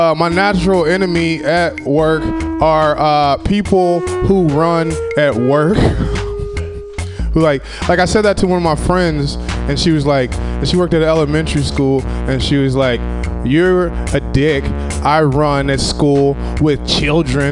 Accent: Southern Illinois, United States; now in California, United States; I'm from Southern Illinois. Since I've been in California, I've been doing things that I didn't do back in Southern Illinois

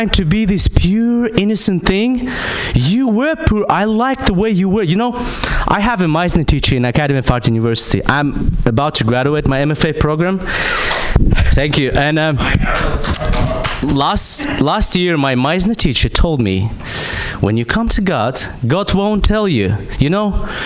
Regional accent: Kazakhstan; moved away; I'm from Kazakhstan

